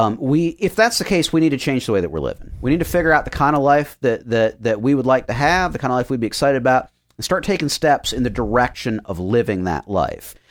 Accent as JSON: {"language": "English", "country": "United States", "said": "I am American"}